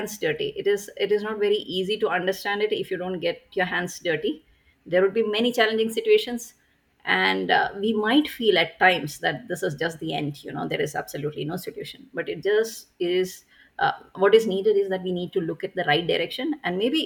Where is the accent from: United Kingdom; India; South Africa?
India; Bangalore, Karnataka; I am from Bangalore, India